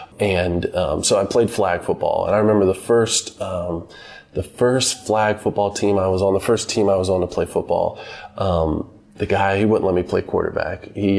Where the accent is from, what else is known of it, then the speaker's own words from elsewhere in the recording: Statesboro, Georgia, United States; also born or lived in Greenville, North Carolina; we left when I was 2 years old because my mother had gotten a job at Georgia Southern University in South Georgia near Savannah.